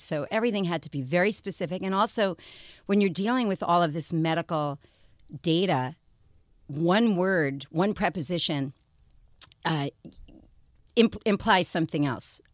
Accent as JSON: {"language": "English", "region": "New York", "country": "United States", "said": "I'm from New York"}